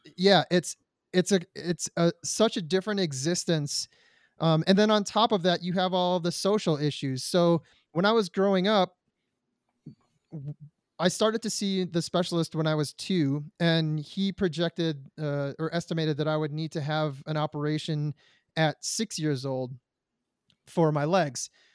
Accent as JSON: {"language": "English", "town": "Detroit", "region": "Michigan", "country": "United States", "tie": "born or raised there", "said": "I was born in Detroit, Michigan"}